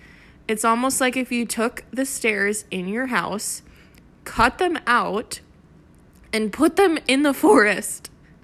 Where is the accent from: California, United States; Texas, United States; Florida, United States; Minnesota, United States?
Florida, United States; St. Augustine; Growing up in St. Augustine, it wasn't uncommon to find Spanish homes in weird places.